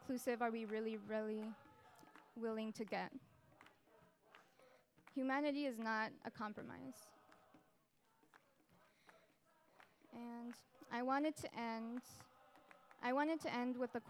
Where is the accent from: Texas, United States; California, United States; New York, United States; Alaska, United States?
Texas, United States; El Paso; moved away; I'm from El Paso, Texas, which is a border city with Ciudad Juarez, Mexico